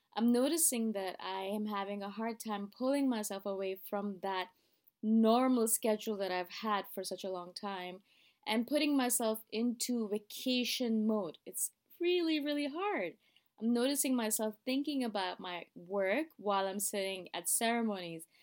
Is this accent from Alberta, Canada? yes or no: no; Toronto, Ontario, Canada; moved away as an adult; now in Thailand; I am living in Thailand, as you guys know, but I am originally from Toronto.